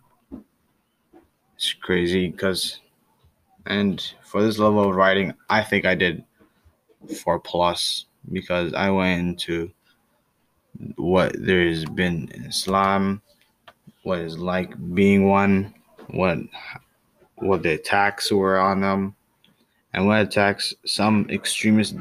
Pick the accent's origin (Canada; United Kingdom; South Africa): Canada; I was born in Canada